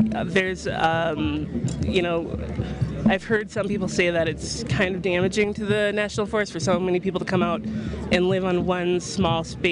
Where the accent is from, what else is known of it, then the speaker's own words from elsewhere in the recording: North Dakota, United States; I'm from North Dakota